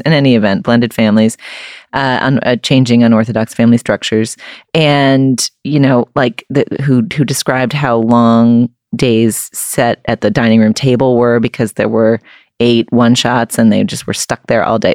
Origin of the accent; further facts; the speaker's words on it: New England, United States; I grew up in New England